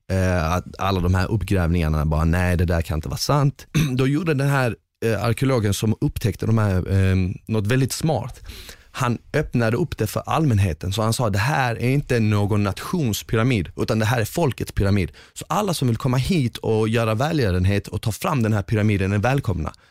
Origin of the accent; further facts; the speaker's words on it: northern Bosnia, Bosnia & Herzegovina; now in Sweden; Exakt, jag är från norra Bosnien, det där är typ centrala Bosnien, lite längre, vi skulle kunna säga att det är som Stockholm